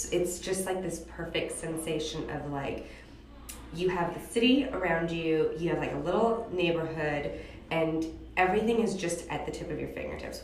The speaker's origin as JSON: {"language": "English", "town": "Beverly Hills", "region": "California", "country": "United States", "tie": "born or raised there", "also_born_or_lived": "New York / Los Angeles / London", "moved": "as an adult", "said": "I was born and raised in Beverly Hills"}